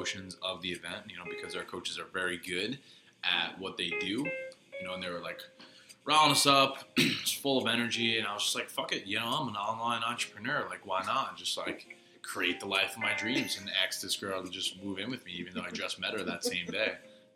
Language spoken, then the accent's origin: English; New York, United States; New York